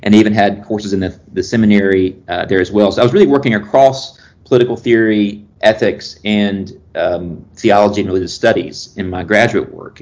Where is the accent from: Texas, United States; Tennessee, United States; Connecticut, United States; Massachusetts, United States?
Tennessee, United States; Chapel Hill; moved away as an adult; also born or lived in Memphis, Tennessee; now in Winston-Salem, United States; I grew up on a small farm in Tennessee. So I was from sort of middle Tennessee, about an hour south of Nashville in a town called Chapel Hill